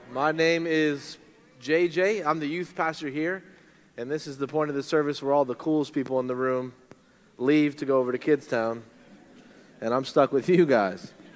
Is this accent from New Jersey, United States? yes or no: no; St. Petersburg, Florida, United States; moved away as an adult; also born or lived in Nashville, Tennessee / South Portland, Maine; I'm from St. Petersburg, Florida, which is in Tampa Bay